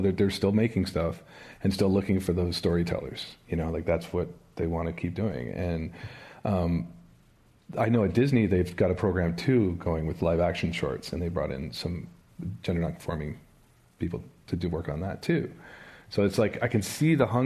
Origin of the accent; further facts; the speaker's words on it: Chatham, Ontario, Canada; moved away; if it was me growing up, it would have been Chatham, Ontario, which is 3 hours from Toronto, you know, and it would have been moving from that small town